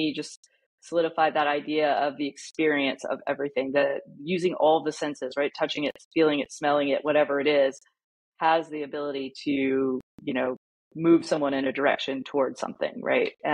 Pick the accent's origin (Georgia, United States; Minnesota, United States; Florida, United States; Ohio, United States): Georgia, United States; Atlanta; Atlanta, which was my hometown